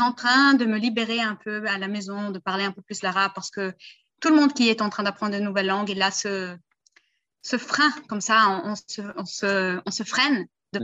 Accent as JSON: {"language": "French", "country": "Brazil", "tie": "born or raised there", "said": "Je suis né au Brésil"}